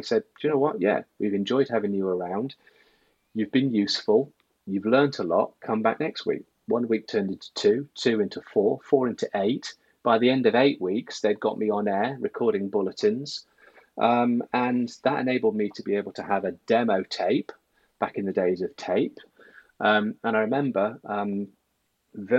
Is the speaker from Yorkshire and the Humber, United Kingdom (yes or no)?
yes; Sheffield, Yorkshire and the Humber, United Kingdom; moved away as an adult; also born or lived in Manchester; I'm originally from the north, grew up in Sheffield